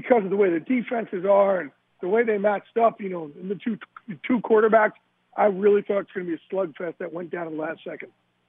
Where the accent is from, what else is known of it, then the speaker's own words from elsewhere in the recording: New Jersey, United States; I'm from Jersey. Those are my people.